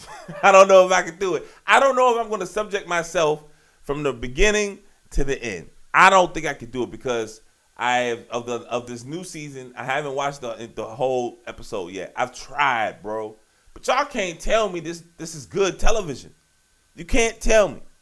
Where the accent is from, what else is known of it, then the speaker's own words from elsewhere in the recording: Richmond, Virginia, United States; my hometown of Richmond, Virginia